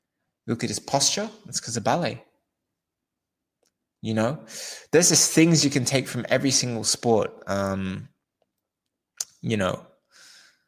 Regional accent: Australia; I'm from Australia

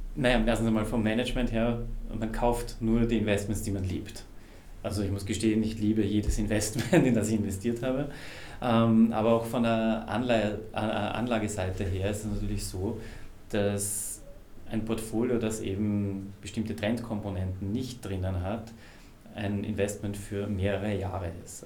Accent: Austria; ich bin Österreicher

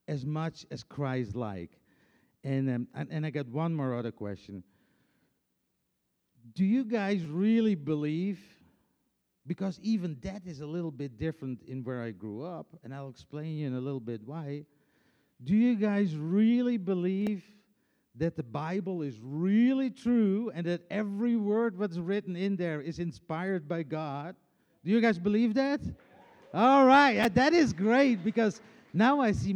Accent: Friesland, Netherlands; English is a second language; moved away as an adult; now in Tennessee, United States; I'm coming from Friesland

